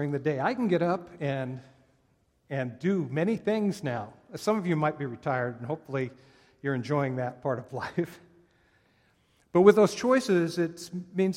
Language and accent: English; Oakland, California, United States; I was born in Oakland, California